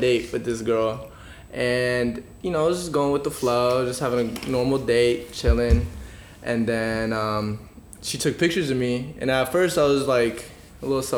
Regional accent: Seattle, Washington, United States; moved away as an adult; also born or lived in Atlanta; now in San Francisco, United States; I was born and raised in Seattle, but I've had experience living in, like, Atlanta. I moved out here for college

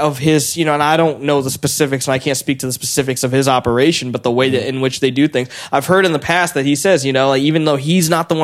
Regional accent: Weymouth, Massachusetts, United States; I grew up in this area, even though I didn't live in Hull here by the water. Growing up, I grew up in Wayman, so not very far

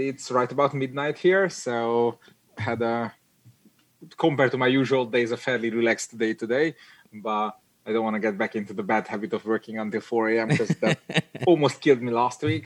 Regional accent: Hungary; English is a second language; moved away as an adult; also born or lived in United Kingdom; now in Netherlands; I'm I'm from Hungary.

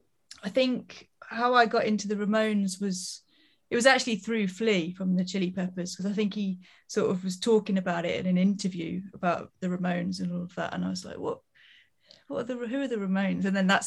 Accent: near Leicester, East Midlands, United Kingdom; now in Brighton, United Kingdom; I'm from the Midlands, so sort of near Leicester in the UK. But then I moved to Brighton, where I am now, because of music, really. And then I've just sort of stayed here.

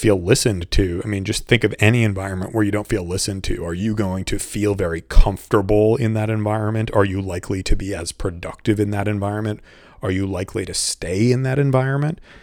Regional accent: Boston, Massachusetts, United States; moved away as an adult; also born or lived in Saint Louis / Washington, D.C. / Brazil / Mexico; I'm from the Boston area

